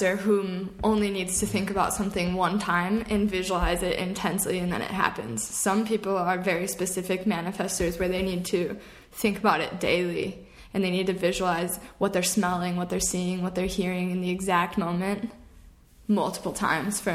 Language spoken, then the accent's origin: English; Chicago, Illinois, United States; I was born in Chicago, Illinois